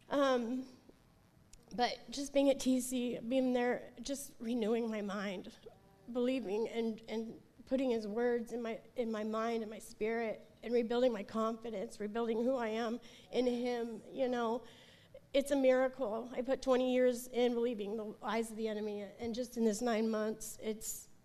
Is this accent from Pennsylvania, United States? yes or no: no; Portland, Oregon, United States; I'm from Portland, Oregon.